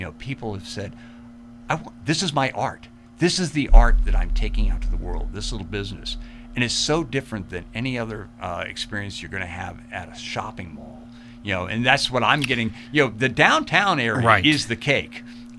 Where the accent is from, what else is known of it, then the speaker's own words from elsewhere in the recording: Fredericksburg, United States; And actually, that's how I really talk, because I'm from Fredericksburg.